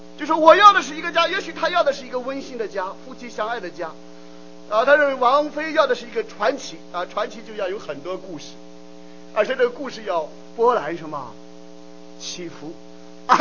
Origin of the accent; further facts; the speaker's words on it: China; 我们中国人